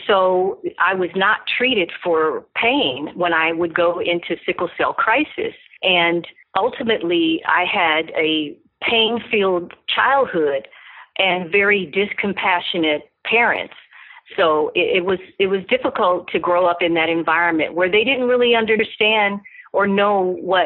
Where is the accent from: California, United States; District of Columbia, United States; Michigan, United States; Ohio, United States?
California, United States; Los Angeles; I was born and raised in Los Angeles, California